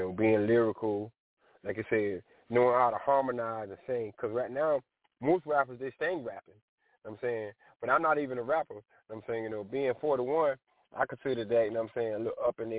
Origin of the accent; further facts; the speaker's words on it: the South, United States; because I'm from the South